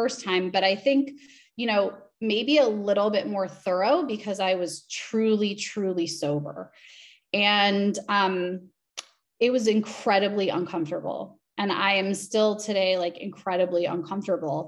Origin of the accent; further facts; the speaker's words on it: Los Angeles, California, United States; I'm from Los Angeles